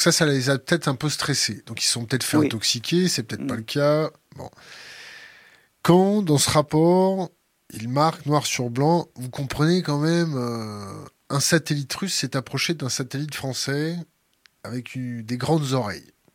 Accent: France; en tant que Français

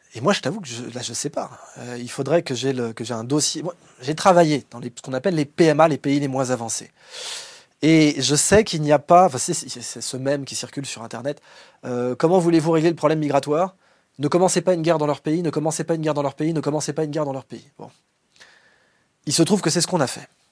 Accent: France; en tant que Français

